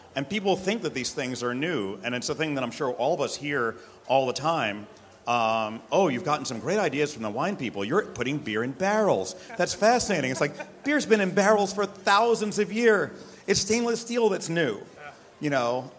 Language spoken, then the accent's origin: English; New York City, New York, United States; I'm born and bred in New York City. I'm a New York City person.